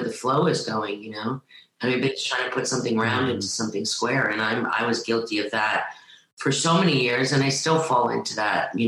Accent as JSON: {"language": "English", "region": "New York", "country": "United States", "tie": "born or raised there", "said": "I grew up in New York"}